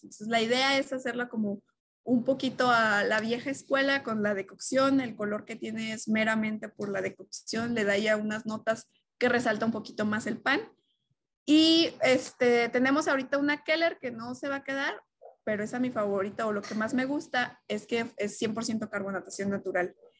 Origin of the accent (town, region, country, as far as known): Mexico